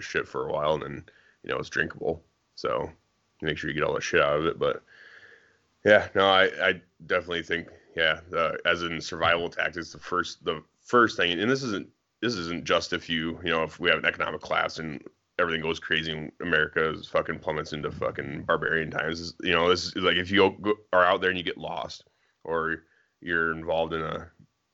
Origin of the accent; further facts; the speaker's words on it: Iowa, United States; I grew up in Iowa where it snows a lot